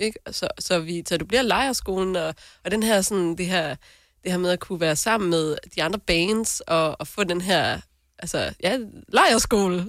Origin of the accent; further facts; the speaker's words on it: North Jutland, North Denmark Region, Denmark; jeg er jo selv nordjyde